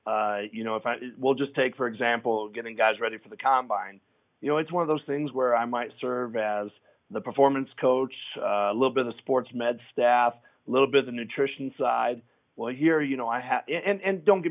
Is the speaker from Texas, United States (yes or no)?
no; Denver, Colorado, United States; I've been born and raised in Denver